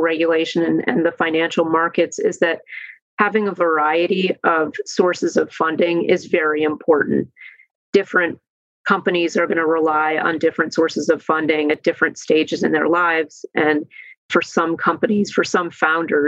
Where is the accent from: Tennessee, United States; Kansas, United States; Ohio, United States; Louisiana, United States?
Ohio, United States; Cleveland; I'm from Cleveland, Ohio